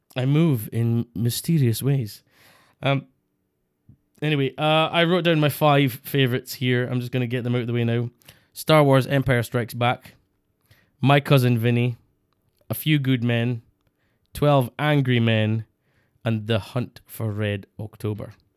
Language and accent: English; Scotland, United Kingdom; Scottish people